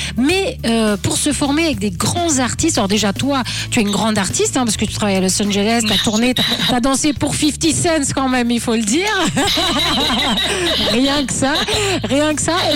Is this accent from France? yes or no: no; Switzerland; chez nous en Suisse